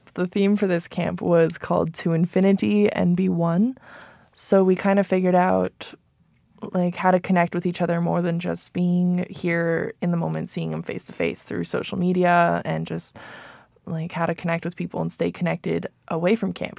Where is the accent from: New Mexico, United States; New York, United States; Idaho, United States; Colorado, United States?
New Mexico, United States; Albuquerque; I was born and raised here in Albuquerque, New Mexico